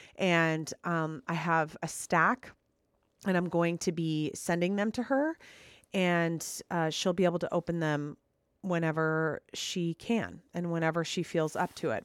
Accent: Minnesota, United States; I live in Minnesota, I grew up in Minnesota

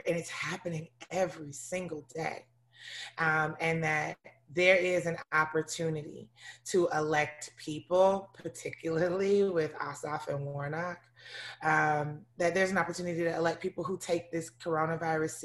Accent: Atlanta, Georgia, United States; also born or lived in Africa; I was born in Africa, but I grew up in Southwest Atlanta.

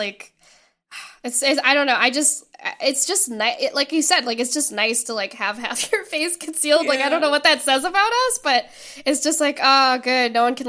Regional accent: Montreal, Quebec, Canada; moved away; I'm from Montreal, Canada.

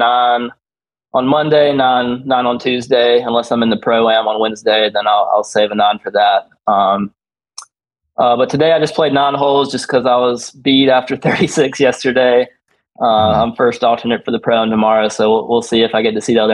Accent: the South, United States; growing up in the South

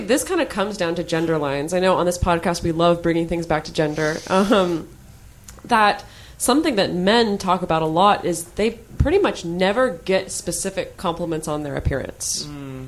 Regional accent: United States; I'm speaking as an American

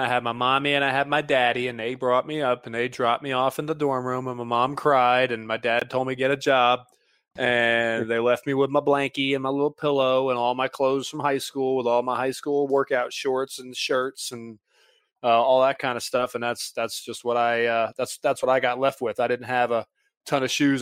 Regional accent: Mint Hill, North Carolina, United States; moved away as an adult; I was coming from Mint Hill, North Carolina, and, you know, two weeks before that, I was, you know, uh, not, you know, I was a senior in high school

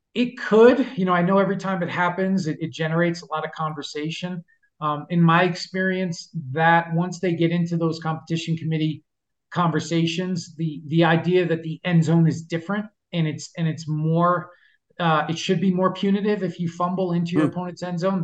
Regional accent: New York City, New York, United States; growing up in New York, lived in New York City for a long time.

